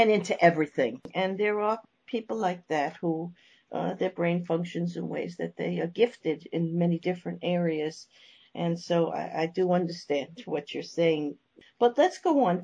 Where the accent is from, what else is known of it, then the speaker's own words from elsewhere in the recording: New York, United States; I'm from New York.